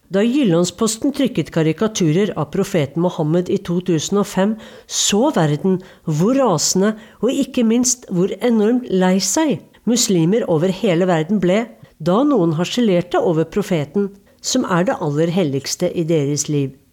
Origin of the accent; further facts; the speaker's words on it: Norway; Nå kan jeg vel si at jeg er fra Norge, sa jeg til Imran, for filmfolk er jo liberale.